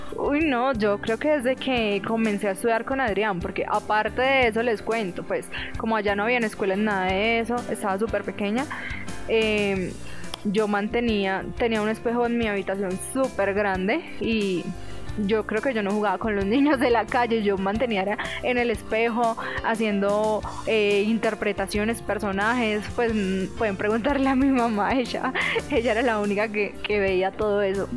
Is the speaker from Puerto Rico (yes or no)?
no; Villavicencio, Meta, Colombia; also born or lived in Itagüí, Antioquia, Colombia; yo nací en Itagüí, pero yo realmente nací allá es porque mi papá trabajaba en el aeropuerto de allá. Luego, después de un tiempo, eh, mi mamá pues se sentía muy sola ya porque realmente su familia estaba en Villavicencio y mi mamá decidió pues devolverse